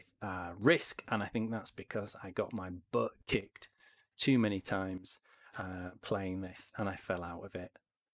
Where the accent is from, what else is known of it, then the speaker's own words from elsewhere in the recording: Yorkshire and the Humber, United Kingdom; I'm from Yorkshire